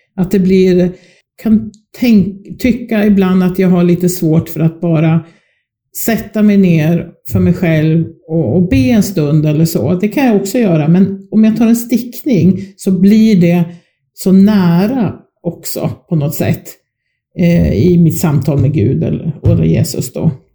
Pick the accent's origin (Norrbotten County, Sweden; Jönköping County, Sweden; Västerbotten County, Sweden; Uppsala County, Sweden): Uppsala County, Sweden; Uppsala; moved away; also born or lived in Skåne; Där växte jag upp. Um, inte mina allra första små år, men från det jag var fyra år eh, så bodde jag